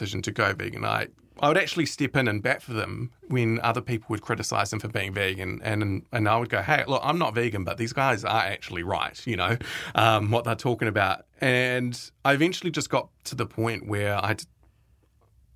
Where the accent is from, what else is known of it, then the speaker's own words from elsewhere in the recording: Timaru, Canterbury, New Zealand; I grew up in Timaru